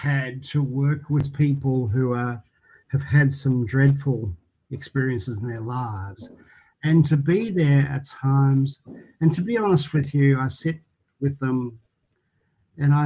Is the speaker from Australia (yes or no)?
yes; Geelong, Victoria, Australia; I loved growing up in Geelong in a really beautiful street with a great neighbourhood.